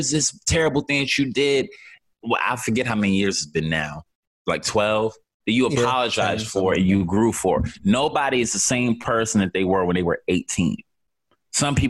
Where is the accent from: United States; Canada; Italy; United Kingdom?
United States; I'm an American